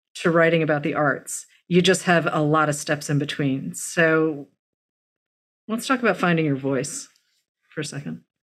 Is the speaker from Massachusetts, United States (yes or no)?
yes; Massachusetts, United States; also born or lived in Los Angeles; now in New York, United States; I was born in Massachusetts